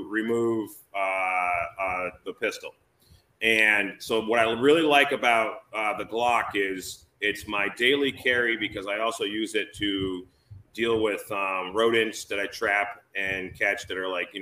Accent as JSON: {"language": "English", "region": "Massachusetts", "country": "United States", "moved": "as an adult", "lives_now": "New Hampshire, United States", "said": "I'm originally from Massachusetts"}